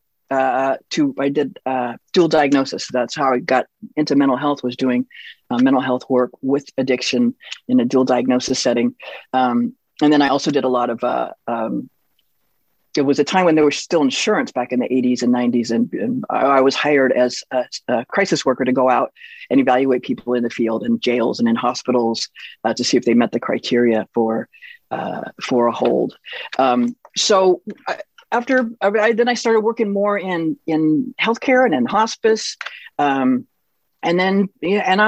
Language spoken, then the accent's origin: English; Turlock, California, United States; also born or lived in Bay Area, California / Providence / Stockton, California; I grew up in the Bay Area and then in Turlock